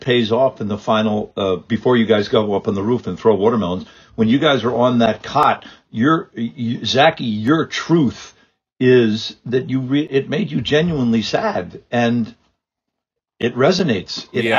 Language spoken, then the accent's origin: English; Ireland; I'm not. I'm some guy. I'm just an Irish jackass.